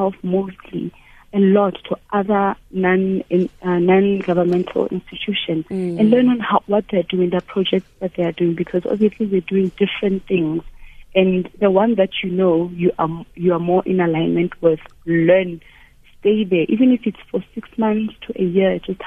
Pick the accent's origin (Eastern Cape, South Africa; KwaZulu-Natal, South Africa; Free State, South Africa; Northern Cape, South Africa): Free State, South Africa; Thaba Nchu; moved away; Growing up in Tabanchu